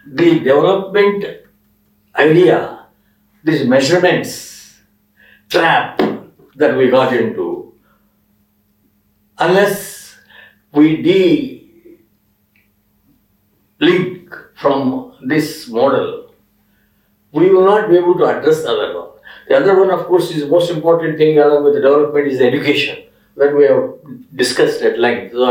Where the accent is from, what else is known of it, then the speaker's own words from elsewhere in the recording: Andhra Pradesh, India; moved away; also born or lived in Delhi; that's my experiment going on last one year in uh, my village in Andhra.